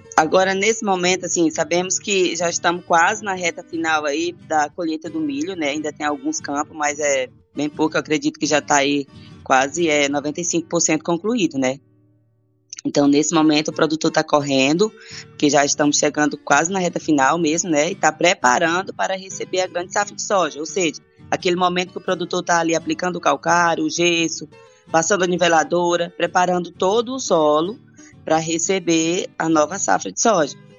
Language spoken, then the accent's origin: Portuguese; southern Maranhão, Brazil; now in Rio Verde, Brazil; Eu nasci, sou do Maranhão, do sul do Maranhão